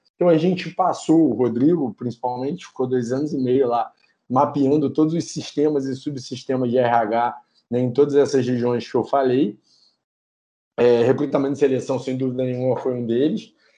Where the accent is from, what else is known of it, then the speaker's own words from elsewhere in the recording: Petrópolis, Rio de Janeiro, Brazil; Petrópolis, que é da onde eu sou, é da onde eu nasci, né? É aonde eu nasci